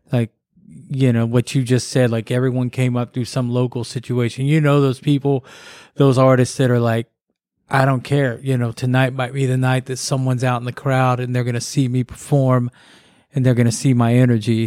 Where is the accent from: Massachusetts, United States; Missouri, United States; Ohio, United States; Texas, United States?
Texas, United States; Corsicana; moved away; in the town I grew up in, in, in Corsicana, Texas